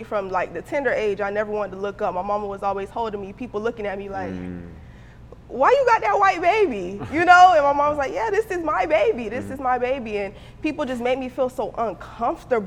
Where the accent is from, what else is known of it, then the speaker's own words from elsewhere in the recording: Miami, Florida, United States; growing up in Miami